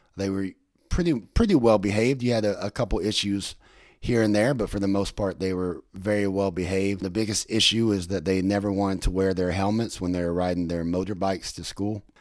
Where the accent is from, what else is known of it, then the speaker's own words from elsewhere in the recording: United States; moved away as an adult; also born or lived in Thailand / Vietnam; me as an American